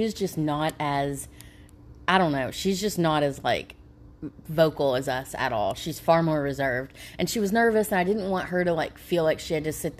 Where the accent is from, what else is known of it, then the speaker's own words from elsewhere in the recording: Eastern Kentucky, United States; now in Lexington, United States; I'm from Eastern Kentucky